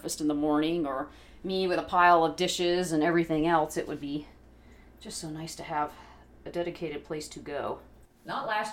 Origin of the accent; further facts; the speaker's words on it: San Diego, California, United States; now in Kentucky, United States; I grew up in San Diego